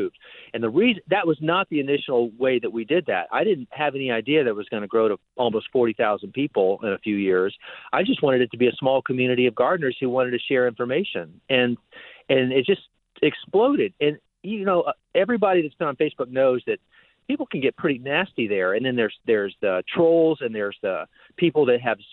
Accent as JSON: {"language": "English", "town": "Miami", "region": "Florida", "country": "United States", "tie": "born or raised there", "said": "when I was 8 years old growing up in Miami."}